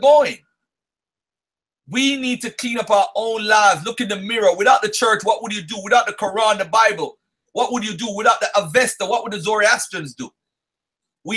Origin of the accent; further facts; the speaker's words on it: Jamaica; I was born in Jamaica